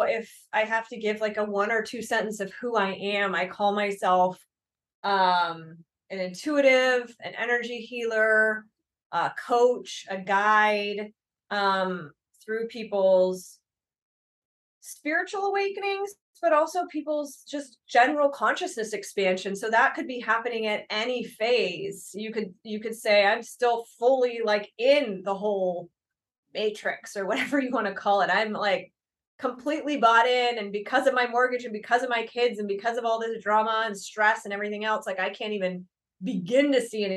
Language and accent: English; Berkeley, California, United States; I was born in Berkeley